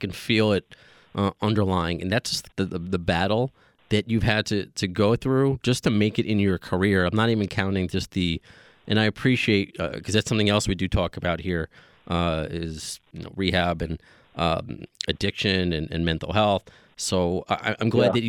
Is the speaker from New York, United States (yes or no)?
yes; Long Island, New York, United States; also born or lived in Cape Cod / Poughkeepsie; now in New York City, United States; growing up on Long Island and especially close to New York City